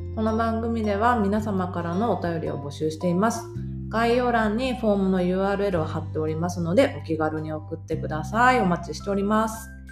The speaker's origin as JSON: {"language": "Japanese", "region": "Osaka", "country": "Japan", "tie": "born or raised there", "said": "地元大阪で"}